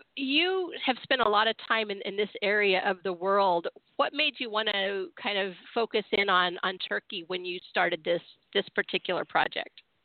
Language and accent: English; San Diego, California, United States; born and raised in Southern California